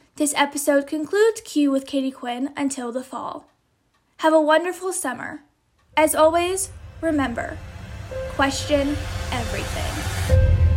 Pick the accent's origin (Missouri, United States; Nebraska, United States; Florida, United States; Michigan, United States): Missouri, United States; St. Louis; I was born and raised in St. Louis, and now I go to the University of Missouri